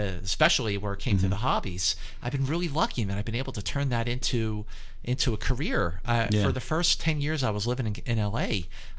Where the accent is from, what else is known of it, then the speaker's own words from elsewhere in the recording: Philadelphia, Pennsylvania, United States; moved away as an adult; now in Los Angeles, United States; growing up in Philadelphia, my parents are great.